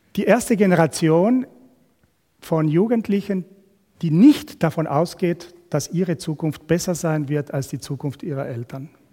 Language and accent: German; Argentina; moved away as an adult; now in Switzerland; Ursprünglich kommen wir aber aus Südamerika, aus Argentinien. Wir haben 25 Jahre in einem Land gelebt